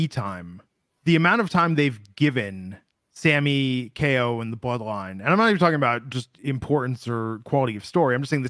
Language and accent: English; Midwest, United States; I spent a lot of time growing up in the Midwest where, you know, it's not the like most popular like Jewish culture.